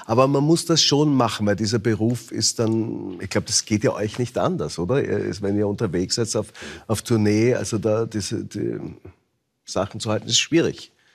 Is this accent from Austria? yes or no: yes; Austria; ich bin ja Österreicher